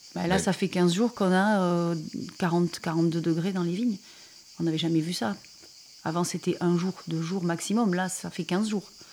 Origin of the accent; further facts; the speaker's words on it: Montpellier, Occitania, France; on est de Montpellier